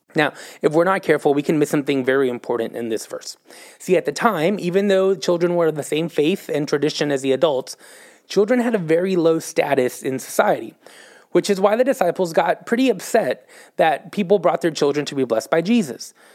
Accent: Texas, United States; moved away as an adult; now in Oklahoma City, United States; I'm from Texas

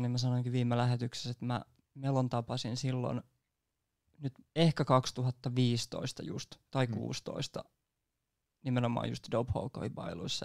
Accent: Nummela, Uusimaa, Finland; mä oon itsekin Nummelasta

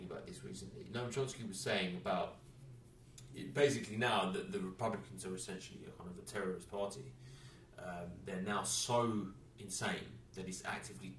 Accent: England, United Kingdom; I'm from England

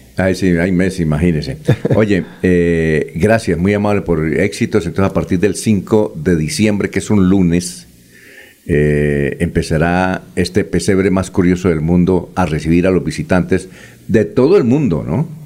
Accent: Barichara, Santander, Colombia; yo soy de Barichara

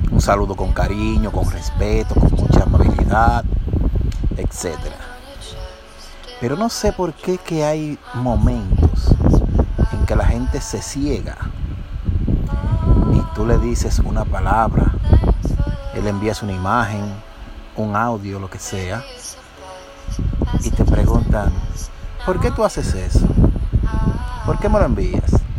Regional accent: Dominican Republic; Nuestra naturaleza como dominicanos

